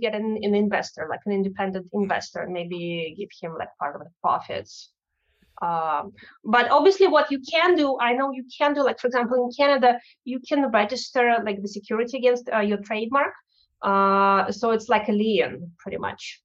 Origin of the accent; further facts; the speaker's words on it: Russia; English is a second language; moved away; it's my home country